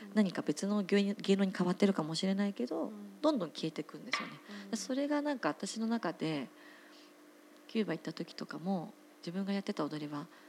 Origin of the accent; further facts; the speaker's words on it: Otsuka, Tokyo, Japan; 私地元東京の大塚山手線は大塚なんですけど